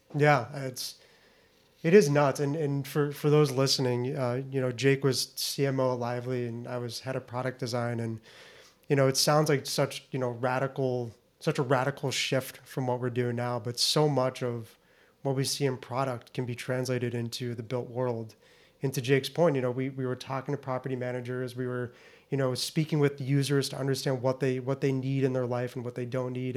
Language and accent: English; Naples, Florida, United States; moved away as an adult; also born or lived in Lewiston, Maine; born and raised in Naples, Florida.